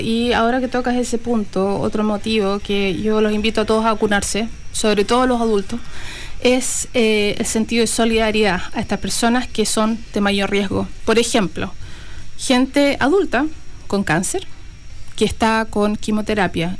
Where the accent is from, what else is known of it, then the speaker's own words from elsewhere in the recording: Chile; moved away as an adult; also born or lived in Canada / Australia; now in New Zealand; Partí Chile, me fui a Canadá, de Canadá volví a Chile, de Chile me fui a Australia y de Australia me vine a Nueva Zelanda